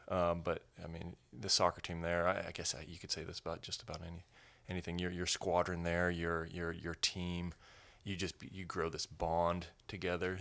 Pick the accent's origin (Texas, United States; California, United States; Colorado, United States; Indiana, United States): Colorado, United States; Colorado Springs; I grew up in Colorado, so Colorado Springs is home